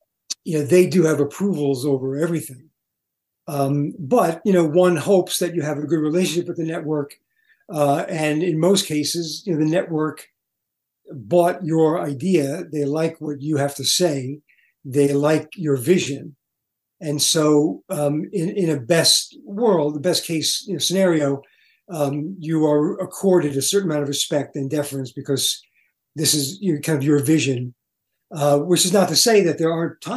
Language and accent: English; New York City, New York, United States; I grew up in Brooklyn